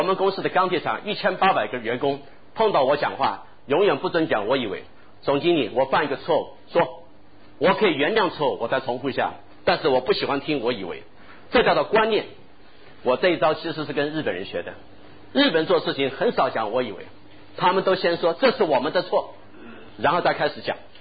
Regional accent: Taiwan; moved away; also born or lived in Shanghai, China / United States / United Kingdom / Japan; 我因为在台湾长大，在美国和英国求学，又在日本工作

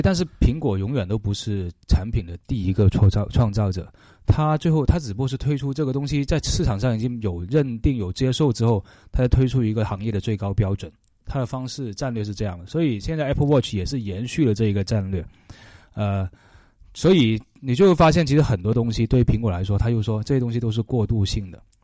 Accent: China; 我们中国人

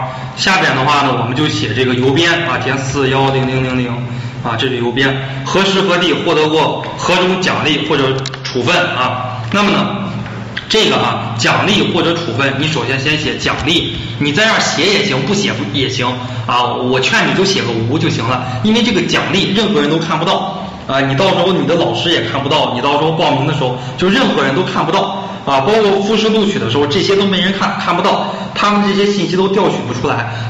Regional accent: Zhangjiakou, Hebei, China; born there; 出生地啊，我是出生于河北，一九九零年五月出生，出生在河北省张家口市桥东区啊。

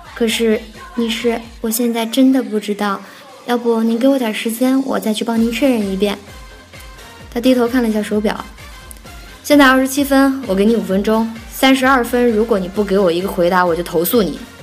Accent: Nanjing, Jiangsu, China; first language Nanjing dialect; 我是南京人

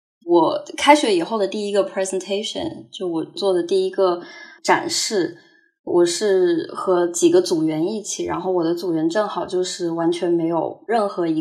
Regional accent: Hangzhou, Zhejiang, China; moved away as an adult; also born or lived in United States; 我是杭州的，现在是二十五岁。我是从一九年年中的时候。去了美国，然后到现在大概有两年的时间

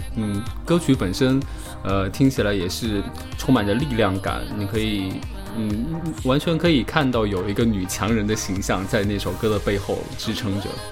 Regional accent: Wuhan, Hubei, China; 我来自于武汉

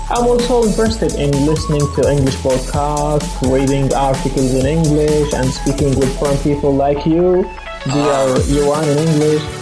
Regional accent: Jordan; I'm from Jordan. Okay, I'm 24 years old.

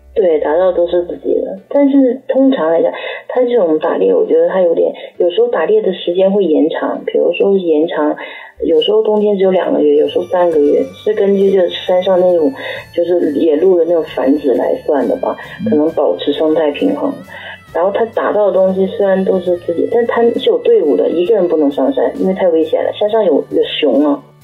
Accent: China; now in Japan; 我是中国人

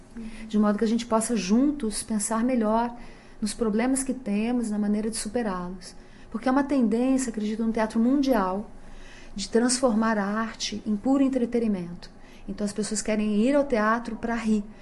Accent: Brazil; sendo brasileira como todos eles

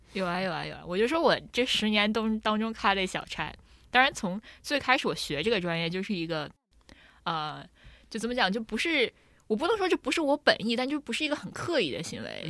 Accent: China; 我们中国人

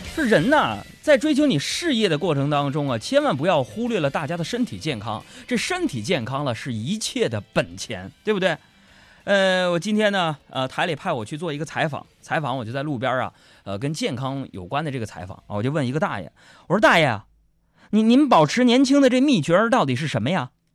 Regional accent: China; 我身为一个中国人，我感到骄傲

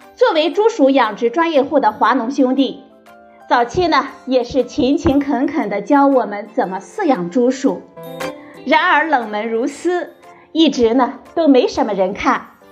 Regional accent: China; 我们中国人

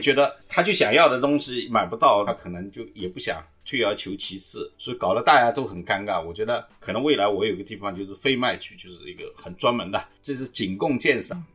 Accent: Jiangsu, China; moved away as an adult; now in Guangzhou, China; 我江苏人嘛

